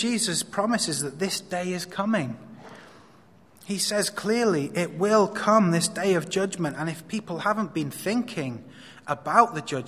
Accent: Wales, United Kingdom; now in Hong Kong; I come from Wales

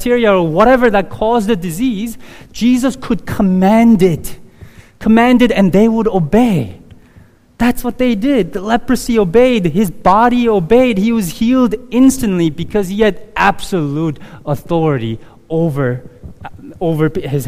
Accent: South Korea; moved away; in my neighborhood growing up in Korea in the early 80s

